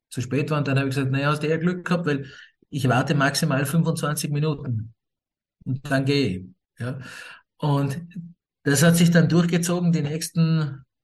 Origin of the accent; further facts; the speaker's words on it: Scotland, United Kingdom; born there; also ich bin in Schottland geboren, mein Vater kommt aus Schottland, nicht? aber meine Mutter kommt aus Österreich